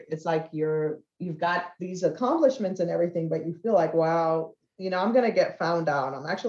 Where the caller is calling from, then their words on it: Clarksville, Maryland, United States; Clarksville, Maryland.